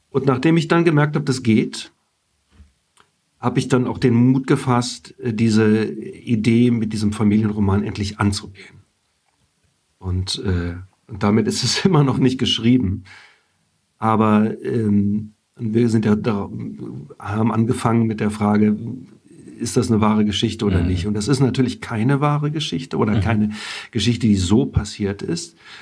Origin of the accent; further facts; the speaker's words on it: Germany; first language German; ich bin in Deutschland geboren und aufgewachsen, habe Italienisch lernen müssen. Wir haben zu Hause nur Deutsch gesprochen.